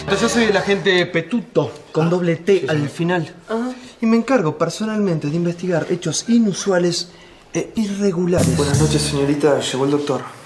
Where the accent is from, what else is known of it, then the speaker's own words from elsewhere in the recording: Tres Algarrobos, Buenos Aires Province, Argentina; moved away as an adult; era un pibe en mi pueblo, en Tres Agarrobos